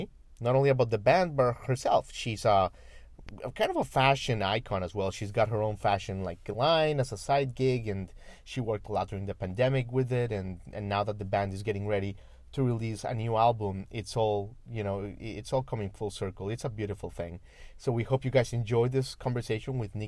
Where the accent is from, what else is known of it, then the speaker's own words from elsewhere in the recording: Miami, Florida, United States; moved away as an adult; now in Nashville, United States; I'm from Miami